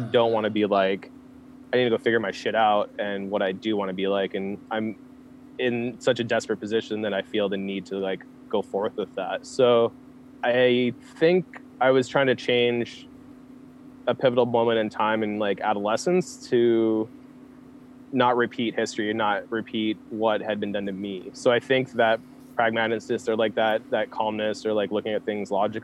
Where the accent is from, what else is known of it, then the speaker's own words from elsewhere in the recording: Olympia, Washington, United States; also born or lived in Seattle; I grew up in Olympia proper.